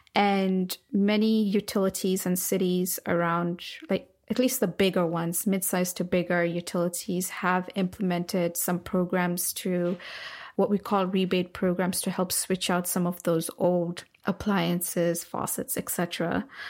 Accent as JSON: {"language": "English", "region": "Nairobi", "country": "Kenya", "tie": "born or raised there", "moved": "yes", "lives_now": "United States", "said": "when I was growing up in Nairobi"}